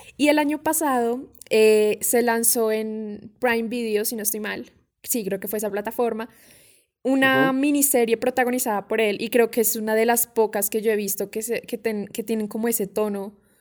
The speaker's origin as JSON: {"language": "Spanish", "country": "Colombia", "said": "nosotros acá en Colombia"}